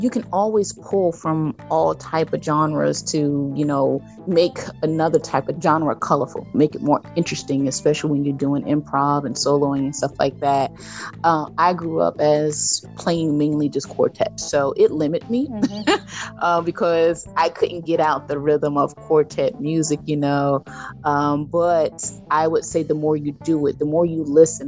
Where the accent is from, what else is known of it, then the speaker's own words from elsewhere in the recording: Jersey City, New Jersey, United States; I'm from Jersey City, New Jersey